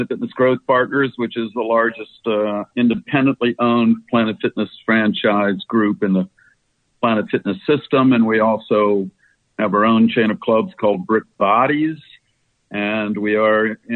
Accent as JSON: {"language": "English", "region": "Maryland", "country": "United States", "also_born_or_lived": "Hawaii / Baltimore", "said": "I'm from Hawaii and then Maryland"}